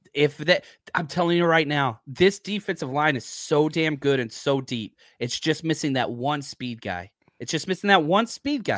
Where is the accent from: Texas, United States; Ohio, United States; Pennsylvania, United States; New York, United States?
Texas, United States; I'm from Texas